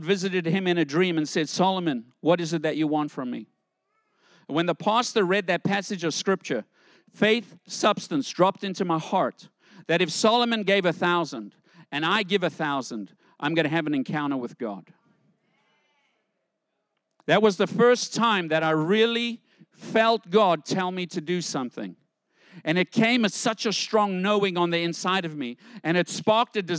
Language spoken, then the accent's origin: English; South Africa; I grew up in South Africa